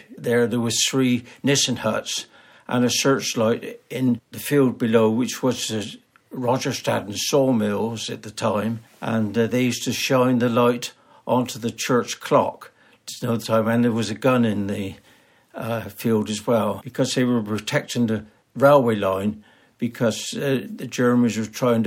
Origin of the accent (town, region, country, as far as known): Tisbury, South West England, United Kingdom; born or raised there